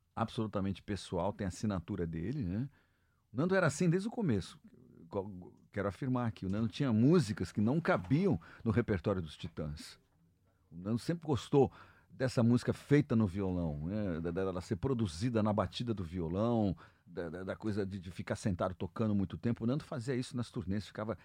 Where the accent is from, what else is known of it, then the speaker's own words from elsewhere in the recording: Brazil; nós somos brasileiros e tocamos, tocamos gêneros brasileiros